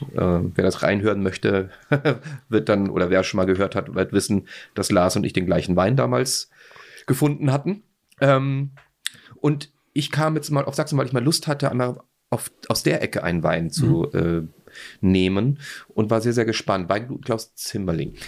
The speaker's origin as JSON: {"language": "German", "country": "Austria", "said": "ich als Österreicher"}